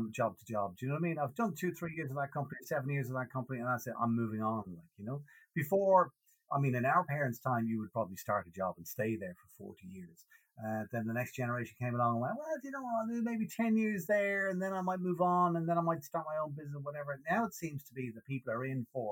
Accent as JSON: {"language": "English", "town": "Dublin", "region": "Leinster", "country": "Ireland", "tie": "born or raised there", "accent": "Irish", "said": "I grew up on the north side of Dublin in Clontarf."}